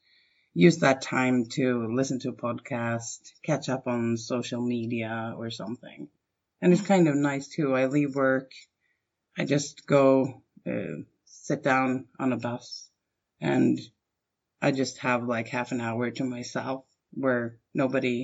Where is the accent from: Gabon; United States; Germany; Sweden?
Sweden; Stockholm, Stockholm County; my hometown and the capital of Sweden, Stockholm